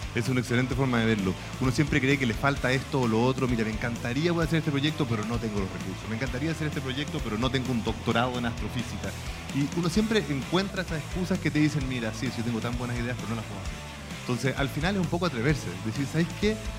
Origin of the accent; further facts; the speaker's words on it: Chile; cómo somos como chilenos